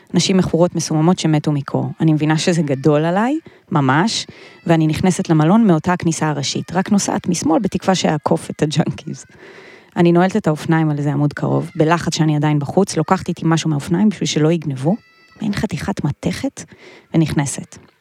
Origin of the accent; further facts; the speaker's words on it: a small village in northern Israel, Israel; גדלתי בכפר קטן, יפהפה בצפון ישראל